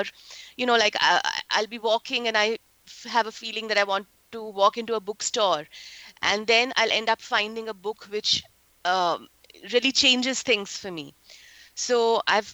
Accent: India; moved away as an adult; now in Silicon Valley, United States; I relocated from India to here in the United States around 7 years back.

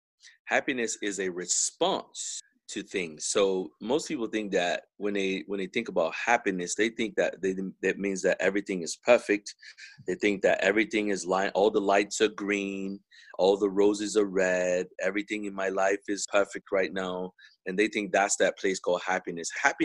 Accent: Texas, United States; I am from Texas, but most of my associates and friends and acquaintances are all from other places around the world.

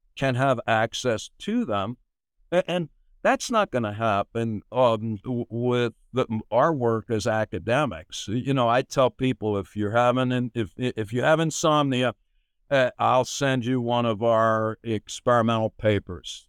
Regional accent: United States; I grew up in America

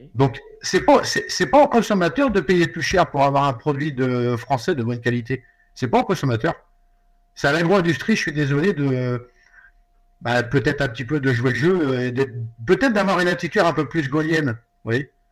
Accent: France; nous chez nous, en France

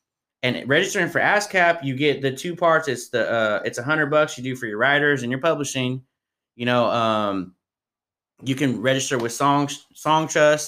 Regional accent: Tracy, California, United States; now in Stockton, United States; I'm from Tracy, so I'm like Tracy people. I'm in Stockton.

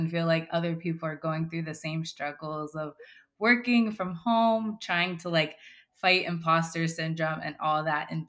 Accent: West Palm Beach, Florida, United States; Yeah, West Palm Beach, Florida.

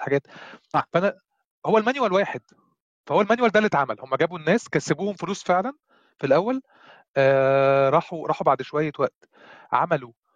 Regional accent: Egypt; عندنا في مصر

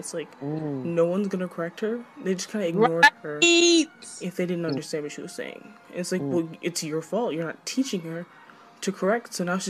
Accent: Florida, United States; I grew up in Florida. I was in Florida.

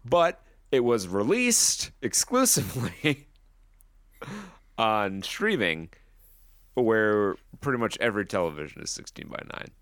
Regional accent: United States

